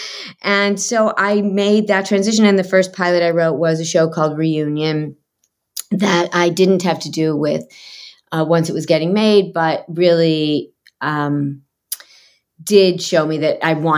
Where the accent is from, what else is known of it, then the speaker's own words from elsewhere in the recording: Michigan, United States; now in Los Angeles, United States; I grew up in Michigan